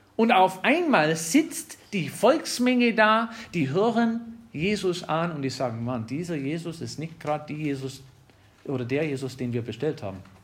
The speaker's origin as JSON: {"language": "German", "region": "Wisconsin", "country": "United States", "second_language": "German", "moved": "yes", "said": "Ich komme aus Wisconsin"}